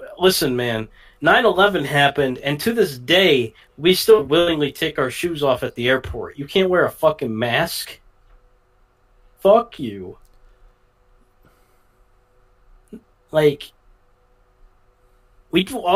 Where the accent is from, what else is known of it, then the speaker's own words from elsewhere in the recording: United States; as an American